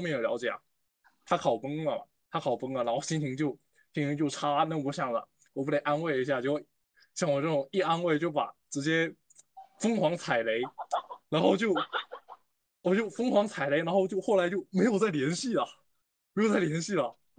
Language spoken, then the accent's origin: Chinese; Fujian, China; now in Lanzhou, China; 因为我是从福建过来的嘛，从东南那边到西北这个落差很大